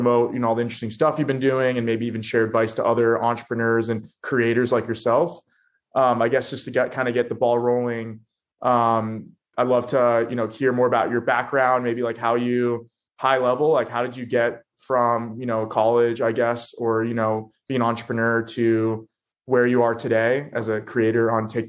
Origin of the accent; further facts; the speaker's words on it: Florida, United States; moved away as an adult; now in New York, United States; I'm from Florida.